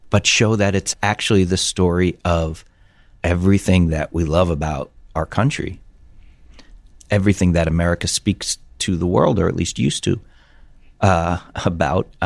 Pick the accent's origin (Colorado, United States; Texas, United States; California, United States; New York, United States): New York, United States; New York City; born there